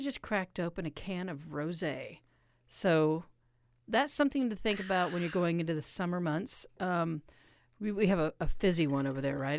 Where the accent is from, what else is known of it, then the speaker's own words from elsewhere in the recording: Kansas City, United States; I'm from Kansas City